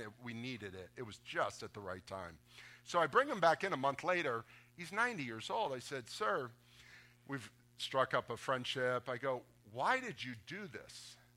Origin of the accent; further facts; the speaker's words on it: Boca Raton, Florida, United States; I grew up in Boca Raton